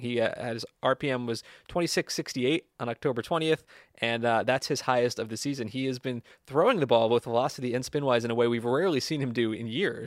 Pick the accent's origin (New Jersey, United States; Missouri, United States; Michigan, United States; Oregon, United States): New Jersey, United States; I'm no Southern California native. I'm from New Jersey